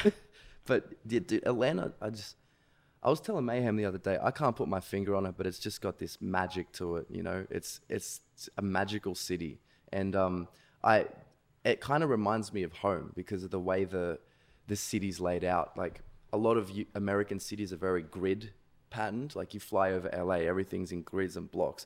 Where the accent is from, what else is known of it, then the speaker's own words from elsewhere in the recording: Sydney, New South Wales, Australia; I'm from Sydney, Australia